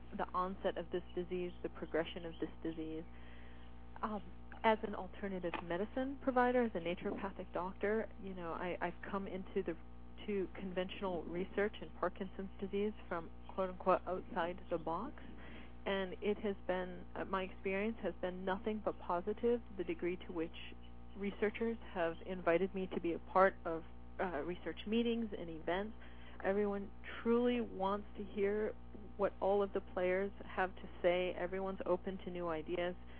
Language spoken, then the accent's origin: English; northern Michigan, United States; now in Seattle, United States; I grew up in northern Michigan.